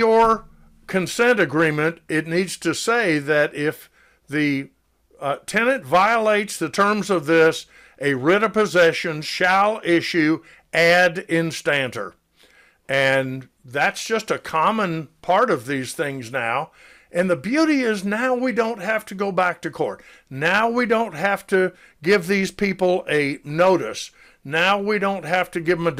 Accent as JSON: {"language": "English", "town": "Decatur", "region": "Georgia", "country": "United States", "tie": "born or raised there", "said": "I was born and raised in Decatur, which is the county seat of DeKalb County"}